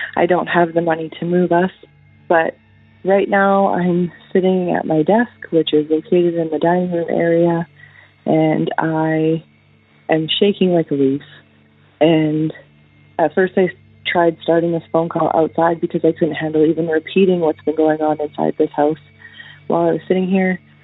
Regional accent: Northern Alberta, Canada; I'm from Northern Alberta in Canada.

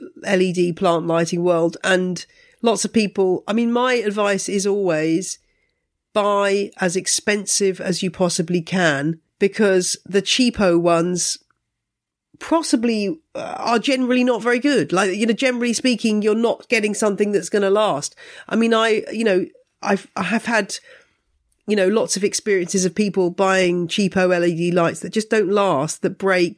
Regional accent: United Kingdom; I find as a British plant person that it's kind of interesting being part of this global community

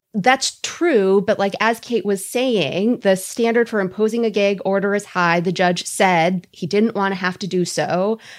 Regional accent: Minnesota, United States; I'm Minnesotan

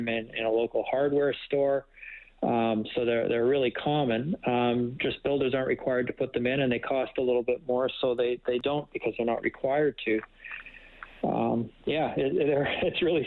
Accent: Winnipeg, Manitoba, Canada; moved away; I grew up in Winnipeg, so I'm a prairie boy too

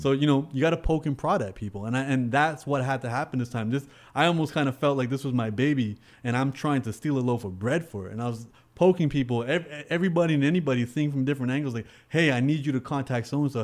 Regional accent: Canada; I'm Canadian

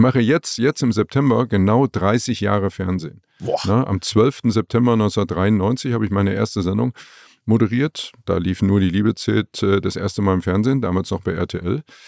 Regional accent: Leipzig, Saxony, Germany; moved away as an adult; also born or lived in Frankfurt am Main; aus Leipzig, aus meiner Heimatstadt weg

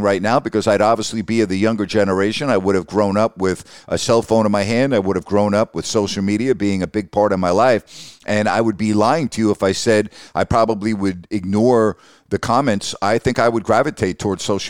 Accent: Long Island, New York, United States; now in Sacramento, United States; I grew up on Long Island

